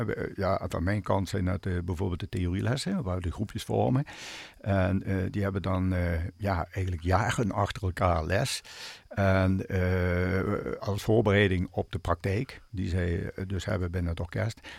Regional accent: Limburg, Netherlands; Want je komt, eh, ja, je komt als Limburger, zeg maar, ja, ja, toch ja, in het westen terecht.

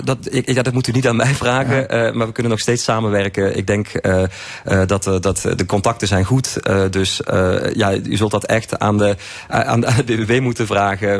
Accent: Limburg, Netherlands; ik als Limburger

